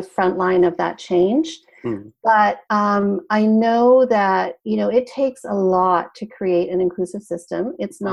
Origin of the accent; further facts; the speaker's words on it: Canada; moved away as an adult; also born or lived in British Columbia; now in California, United States; I'm Canadian and I'm originally from Canada. So even though I live here in California, I lived in Canada for the first 30 odd years of my life